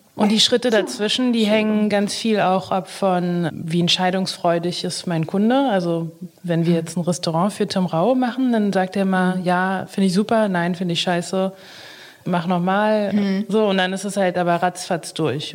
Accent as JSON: {"language": "German", "region": "Berlin", "country": "Germany", "tie": "born or raised there", "also_born_or_lived": "Haifa, Israel", "said": "Ich würde sagen, dass Berlin oder Deutschland schon meine Heimat ist. Ich ja. bin hier, seitdem ich zwei Jahre alt bin."}